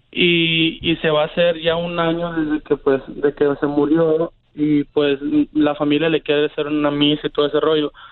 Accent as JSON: {"language": "Spanish", "region": "Sinaloa", "country": "Mexico", "said": "yo soy de, de Wasabi, Sinaloa"}